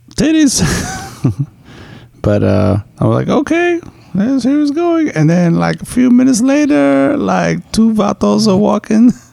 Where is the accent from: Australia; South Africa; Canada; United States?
United States; New York; I'm a New Yorker